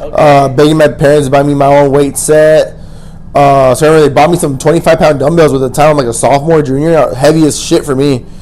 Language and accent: English; El Paso, Texas, United States; also born or lived in Austin, Texas / Oklahoma; I'm from El Paso. Born and raised, bro. And then I moved out of El Paso for college.